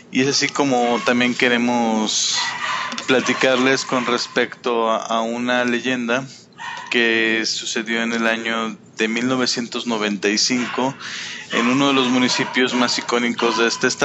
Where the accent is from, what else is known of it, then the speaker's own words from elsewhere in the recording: Calvillo, Aguascalientes, Mexico; soy casi oriundo de Calvillo.